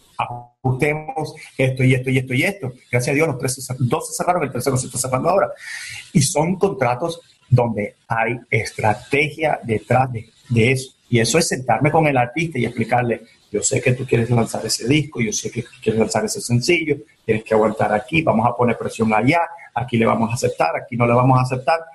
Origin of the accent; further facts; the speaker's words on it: Miami, Florida, United States; also born or lived in Venezuela; tenía dos, años, tres años cuando llegué de Venezuela a Miami. Y crecí con un piano al lado de mí